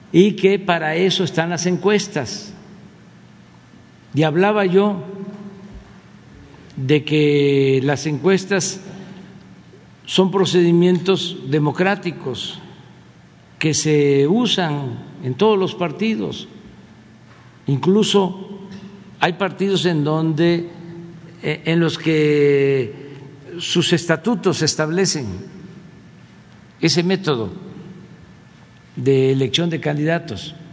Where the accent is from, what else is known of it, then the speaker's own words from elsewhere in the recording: Quintana Roo, Mexico; soy de Quintana Roo, que es un estado que quiero mucho porque es una gente muy solidaria, muy fraterna